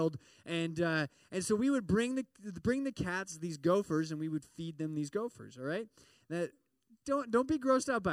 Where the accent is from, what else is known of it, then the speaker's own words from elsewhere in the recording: Midwest, United States; I grew up in the Midwest, and there's lots of farms